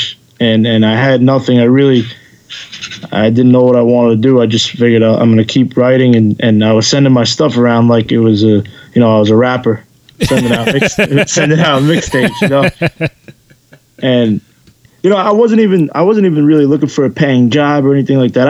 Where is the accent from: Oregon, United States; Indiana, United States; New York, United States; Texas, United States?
New York, United States; New York City; I was doing everything I possibly could in my little driveway in the backyard in Queens.